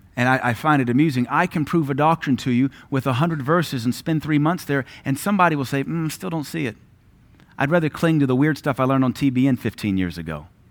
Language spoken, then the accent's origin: English; Louisiana, United States; moved away; also born or lived in Knoxville, Tennessee; we're from Louisiana